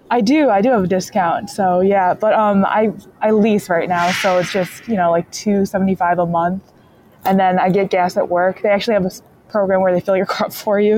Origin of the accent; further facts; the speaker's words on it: Michigan, United States; I'm from Michigan and I work in the automotive industry